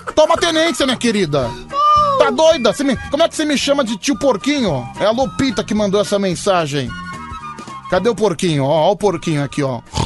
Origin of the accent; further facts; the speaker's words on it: São Paulo, Brazil; eu sou de São Paulo